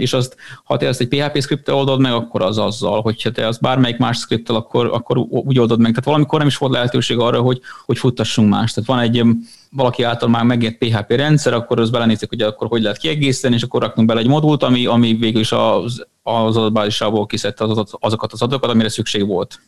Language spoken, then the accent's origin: Hungarian; Serbia; moved away as an adult; also born or lived in Vietnam; a választás ugye a szülőfalomra jutott, úgyhogy ezért jöttünk vissza Szerbiába